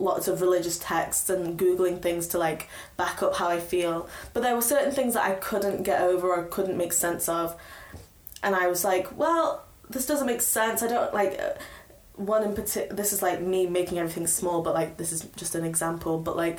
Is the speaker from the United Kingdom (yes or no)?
yes; Stoke-on-Trent, West Midlands, United Kingdom; My mum said, that I'm not allowed to leave Stoke. So I did a year at Staffordshire University